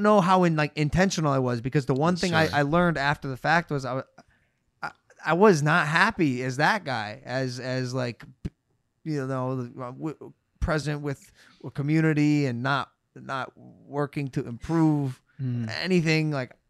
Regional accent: Cleveland, Ohio, United States; I'm from Cleveland.

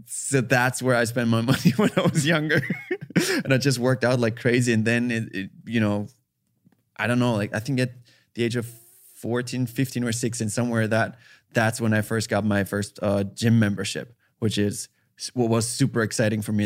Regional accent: Austria; English is a second language; moved away as an adult; now in United States; I'm from Austria

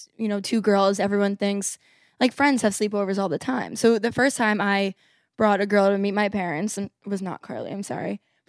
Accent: Scarsdale, New York, United States; now in New York, United States; So I'm 24 from Scarsdale. I've lived in the city for 2 years now. I do not live in Murray Hill or Kips Bay. I live in East Village.

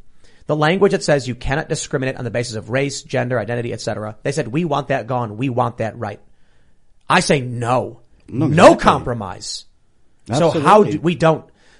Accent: Canada; what I told him was, as a Canadian, you love your socialized healthcare.

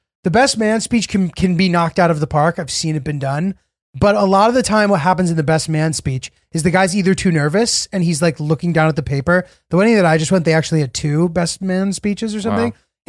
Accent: Middletown, Connecticut, United States; Julio, I feel a bit of a serendipitous connection with you because I grew up in Middletown, Connecticut.

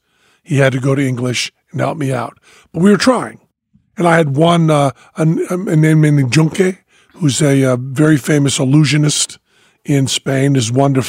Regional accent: United States; me, the American

